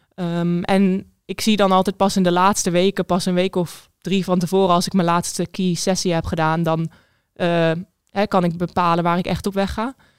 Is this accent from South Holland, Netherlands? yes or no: yes; Rijswijk, South Holland, Netherlands; now in Arnhem, Netherlands; Ik ben opgegroeid in Rijswijk